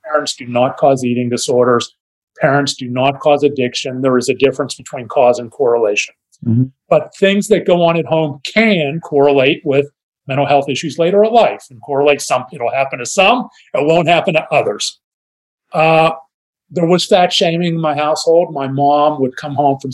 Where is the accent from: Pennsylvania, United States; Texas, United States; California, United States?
Pennsylvania, United States; Pittsburgh; moved away as an adult; also born or lived in Dallas; we grew up in Pittsburgh